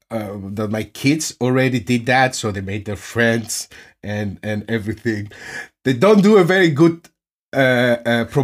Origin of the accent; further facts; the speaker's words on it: Netherlands; English is a second language; now in Germany; Uh, not, I wasn't speaking any German back then. I, would, I was speaking Dutch. I, was, I came from Holland